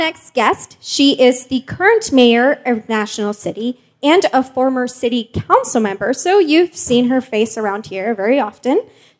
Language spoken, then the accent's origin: English; Mexico; born there; first language Spanish; English is a second language; moved away; You know, I was born in Mexico, so my first language is Spanish, but my mom moved away, so now I don't really speak Spanish, so when I do, it feels really weird.